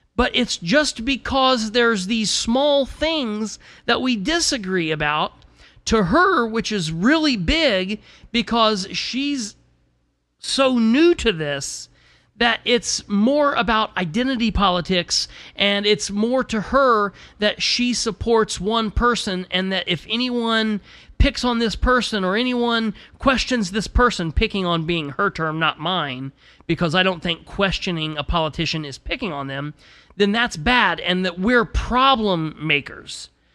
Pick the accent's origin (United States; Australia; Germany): United States; I'm an American